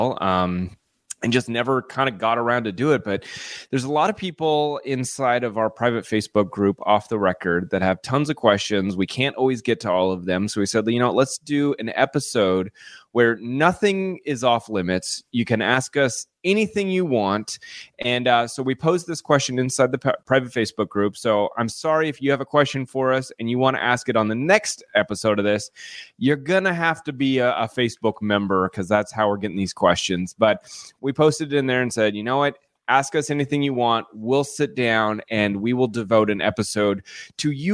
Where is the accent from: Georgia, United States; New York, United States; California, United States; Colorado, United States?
Colorado, United States; I'm from Colorado